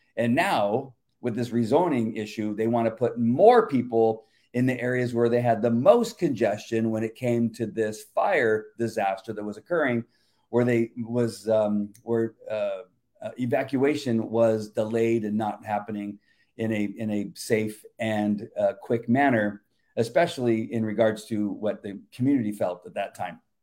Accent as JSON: {"language": "English", "town": "La Mirada", "region": "California", "country": "United States", "tie": "born or raised there", "moved": "yes", "lives_now": "Yorba Linda, United States", "said": "I, I grew up and lived in La Mirada"}